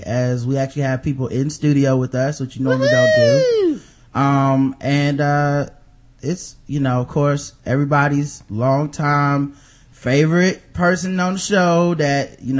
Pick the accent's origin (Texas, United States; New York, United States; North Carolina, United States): North Carolina, United States; Charlotte; I'm from Charlotte, and I've never lived anywhere else.